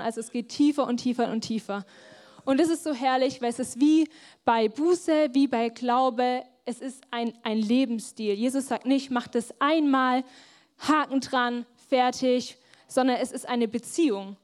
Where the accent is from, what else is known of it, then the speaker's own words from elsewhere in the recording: Germany; wir vor allem als Deutsche